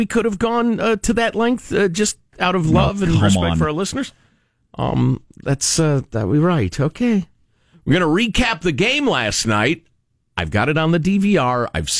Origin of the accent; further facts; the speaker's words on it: Chicago, Illinois, United States; moved away; I've talked about the various help the poor things I grew up with seeing in Chicago.